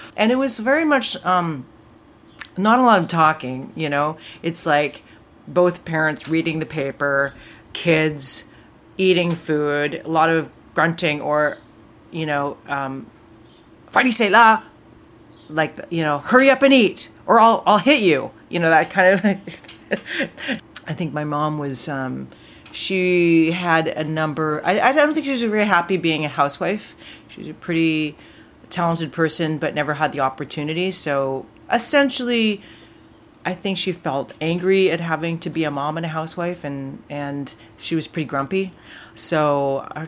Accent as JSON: {"language": "English", "town": "North Vancouver", "region": "British Columbia", "country": "Canada", "tie": "born or raised there", "said": "Where I grew up in Lynn Valley"}